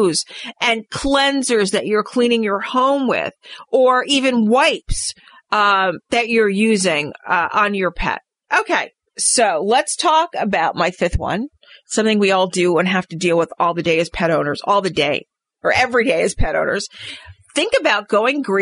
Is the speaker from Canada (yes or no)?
no; New York, United States; I'm from New York